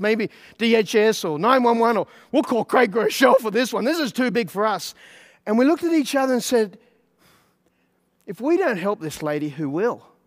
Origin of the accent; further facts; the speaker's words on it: Australia; now in United States; I'm an Australian, right? I'm living in America